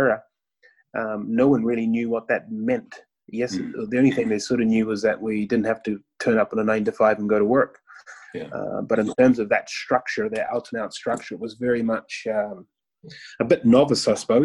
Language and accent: English; New Zealand; moved away as an adult; also born or lived in Northern Ireland; I was from New Zealand, so I was the first sort of foreigner to come into the scene